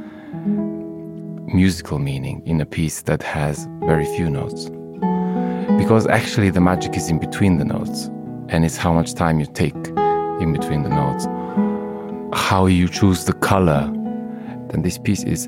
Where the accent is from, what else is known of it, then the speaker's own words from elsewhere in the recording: Montenegro; I come from Montenegro, this amazingly beautiful little country in the Balkans